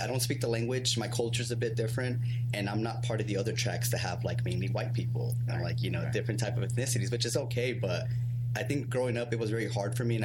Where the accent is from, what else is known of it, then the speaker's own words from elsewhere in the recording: San Bernardino, California, United States; first language Spanish; English is a second language; I was born in San Bernardino, California